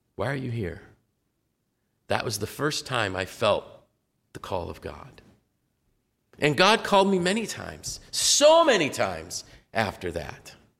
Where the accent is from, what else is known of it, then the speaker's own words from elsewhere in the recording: United States; I was blessed to be able to be raised in this nation